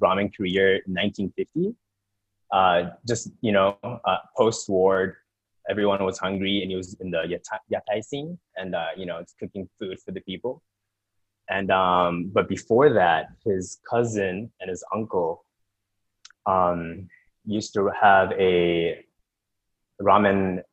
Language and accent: English; Canada; I was born in Canada, but I'm Japanese